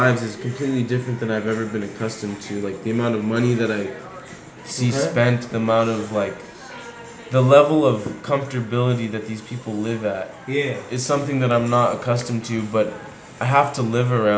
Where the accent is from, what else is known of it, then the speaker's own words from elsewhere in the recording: Corona, California, United States; I'm from fucking Inland Empire